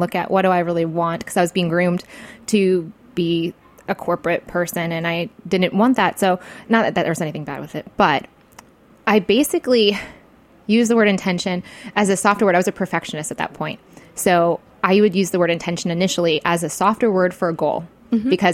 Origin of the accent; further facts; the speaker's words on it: Michigan, United States; I was from Michigan